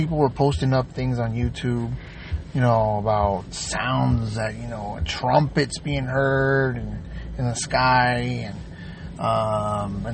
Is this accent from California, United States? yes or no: yes; San Diego, California, United States; moved away as an adult; I'm originally from San Diego, California